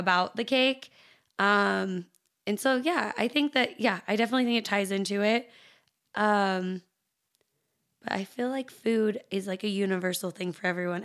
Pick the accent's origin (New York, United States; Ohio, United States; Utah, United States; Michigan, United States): Utah, United States; Salt Lake City; also born or lived in Taylorsville, Utah / Chicago, Illinois; being born and raised in Salt Lake